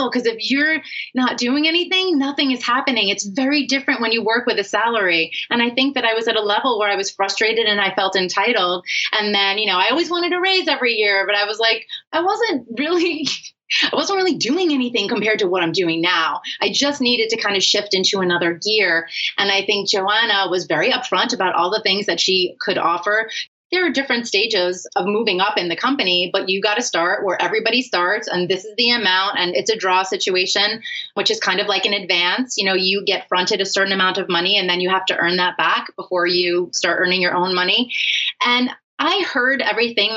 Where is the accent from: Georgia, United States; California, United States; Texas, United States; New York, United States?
New York, United States; New York City; I grew up in Manhattan.